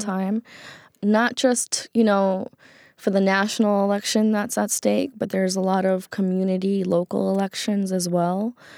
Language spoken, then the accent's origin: English; New York City, New York, United States; growing up in Queens, New York